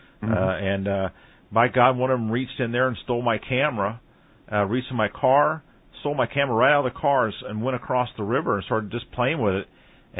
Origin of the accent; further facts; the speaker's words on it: Midwest, United States; I grew up right here in the Midwest, and it was very homogenous, very white here.